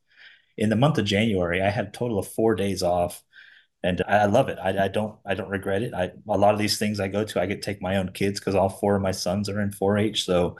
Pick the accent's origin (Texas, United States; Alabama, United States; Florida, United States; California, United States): Florida, United States; South; I grew up in South Florida. My family had a ranch growing up.